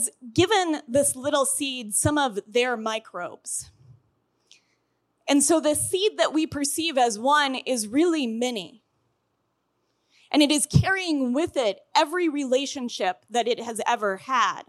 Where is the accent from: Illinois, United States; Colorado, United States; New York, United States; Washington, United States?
Colorado, United States; I'm from Colorado, and we have big blue stem in Colorado